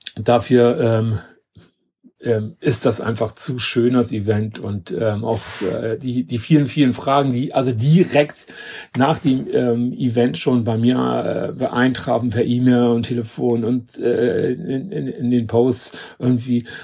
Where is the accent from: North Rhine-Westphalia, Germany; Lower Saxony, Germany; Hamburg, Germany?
Hamburg, Germany; von Hamburg, also meine Heimatstadt